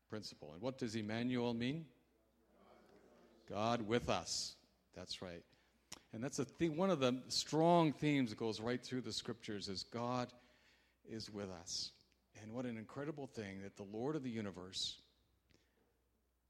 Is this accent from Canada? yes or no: yes; Canada; I'm a Canadian